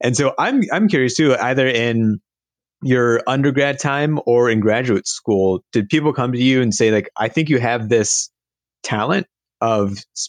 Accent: Cincinnati, Ohio, United States; moved away as an adult; also born or lived in Bloomington, Indiana; I grew up in Cincinnati, Ohio, and then went to school at Indiana University for undergrad in Bloomington, which is, you know, 2.5 hours away.

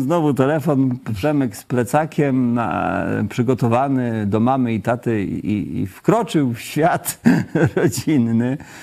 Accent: Kashubia, Pomeranian Voivodeship, Poland; My pochodzimy razem z żoną z Kaszub

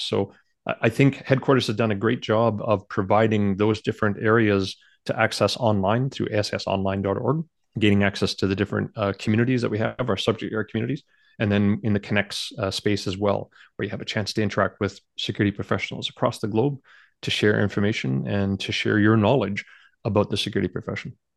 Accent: Canada; I do feel honored being one of the, you know, one of the very few Canadians

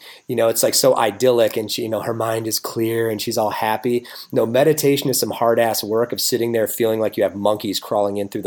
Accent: United States; as a American male, probably a white entitled American male

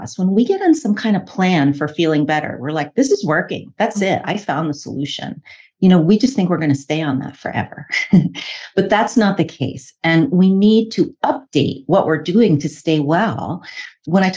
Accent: New York City, New York, United States; now in Oregon, United States; I grew up in New York City of all places, but I've been a licensed herbalist and acupuncturist in Oregon for 20 years.

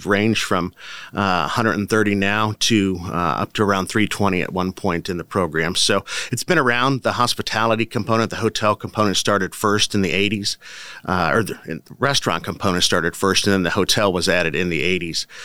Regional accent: Eastern Iowa, United States; moved away as an adult; also born or lived in Ames, Iowa; now in Manhattan, Kansas, United States; I'm from Iowa, Eastern Iowa originally. So tourism is certainly a big part of my background, having grown up in a tourist area in Iowa.

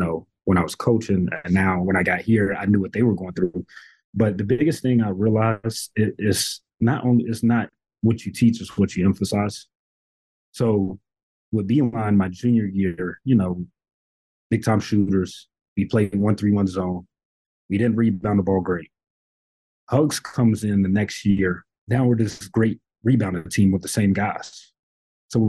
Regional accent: Radford, Virginia, United States; this is my hometown. So, you know, growing up here, being in a community

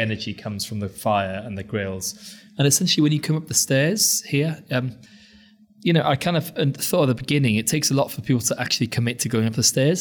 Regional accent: Anglesey, North Wales, United Kingdom; now in London, United Kingdom; when I was growing up in Wales

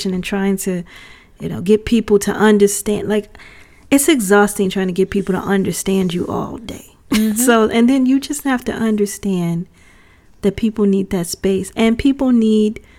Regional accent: United States; I'm an American

